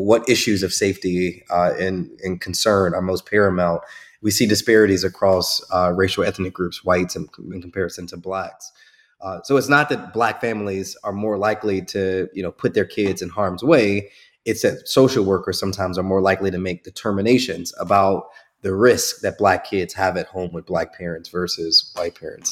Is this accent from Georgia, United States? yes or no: no; Chicago, Illinois, United States; I grew up in Chicago